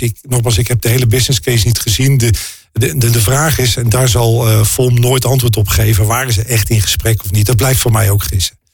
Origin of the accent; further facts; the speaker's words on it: North Brabant, Netherlands; Weet je, ik kom uit Brabant. en ehm, daar vieren wij carnaval.